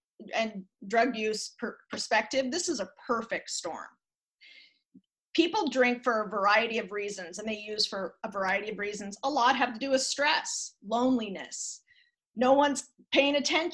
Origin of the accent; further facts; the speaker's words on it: Lake Oswego, Oregon, United States; I was raised in Lake Oswego.